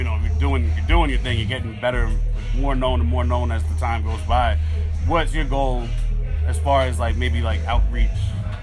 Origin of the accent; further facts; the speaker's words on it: New York City, New York, United States; I grew up in the Bronx